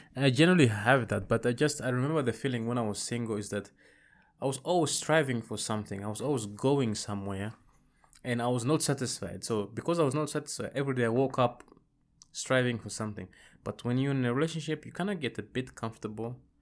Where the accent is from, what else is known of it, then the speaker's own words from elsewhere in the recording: Amsterdam, North Holland, Netherlands; also born or lived in Rwanda / Congo / Zambia; I grew up in the Netherlands mostly. Amsterdam, to be specific.